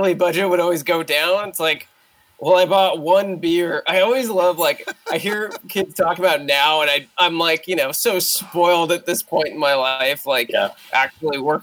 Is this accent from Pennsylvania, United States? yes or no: no; Pomona, California, United States; where I grew up in Pomona